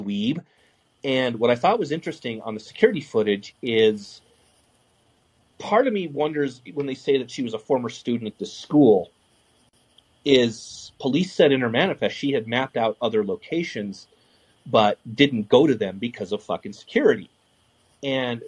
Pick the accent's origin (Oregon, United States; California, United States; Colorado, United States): Colorado, United States; 15 miles from Columbine; I grew up, and at the time I was 15 miles from Columbine